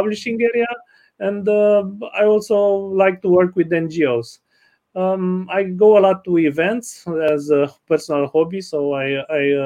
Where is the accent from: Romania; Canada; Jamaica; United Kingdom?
Romania; I'm from Romania.